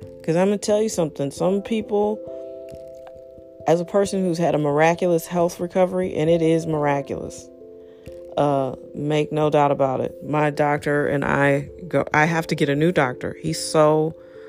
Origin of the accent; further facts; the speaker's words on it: St. Louis, Missouri, United States; I'm American in the most American city of St. Louis.